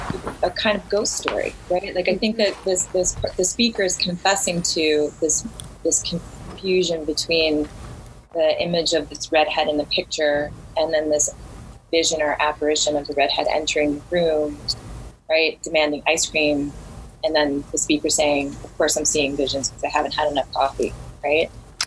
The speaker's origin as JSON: {"language": "English", "region": "New Jersey", "country": "United States", "said": "I'm from Jersey."}